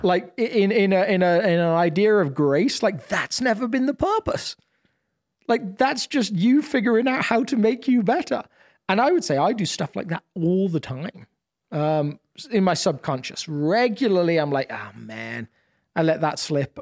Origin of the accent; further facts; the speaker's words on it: United Kingdom; I'm obviously British